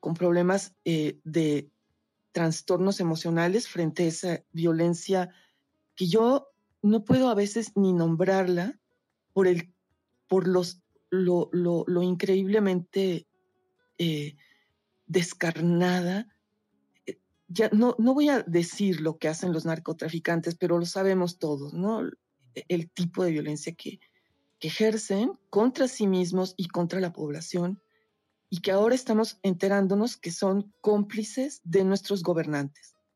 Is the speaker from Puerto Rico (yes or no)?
no; Mexico; Yo soy de México